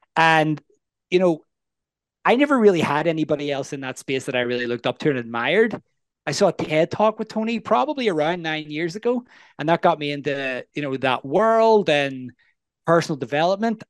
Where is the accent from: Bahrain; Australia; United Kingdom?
United Kingdom; Northern Ireland; I'm from the north of Ireland or Northern Ireland. And what's really interesting and unique about that is I grew up, there was a war